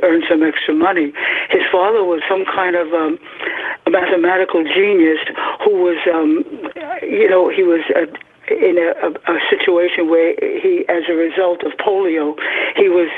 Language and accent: English; New York City, New York, United States; also born or lived in Queens; Greek origin. I was born in Brooklyn